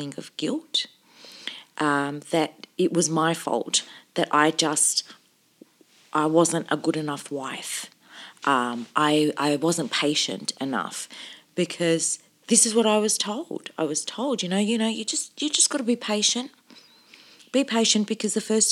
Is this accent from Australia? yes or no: yes; Sydney, New South Wales, Australia; also born or lived in Cairo, Egypt / Albury-Wodonga; that I'd been growing up in Australia